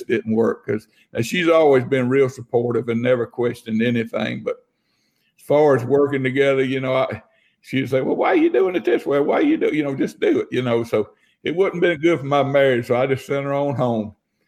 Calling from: Tuscaloosa, Alabama, United States; I'm out of Tuscaloosa, Alabama.

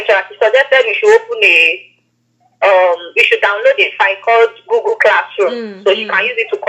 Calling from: Lagos, Nigeria; I'm calling you from Lagos.

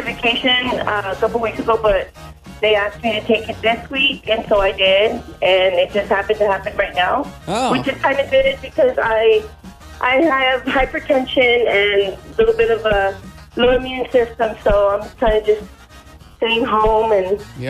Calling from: Rogers, Arkansas, United States; calling from Rogers.

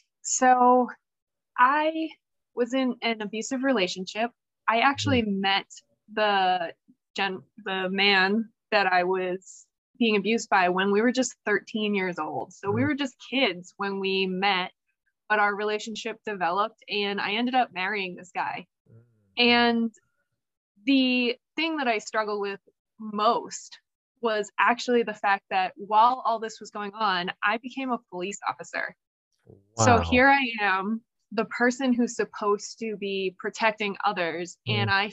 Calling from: New Hampshire, United States; I am calling in from New Hampshire, where it is currently 3 degrees.

